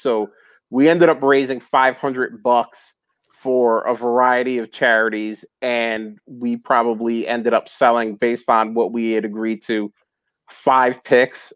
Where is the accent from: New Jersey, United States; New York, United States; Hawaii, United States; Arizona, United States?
New Jersey, United States; moved away; also born or lived in Philadelphia; I'm originally from from North Jersey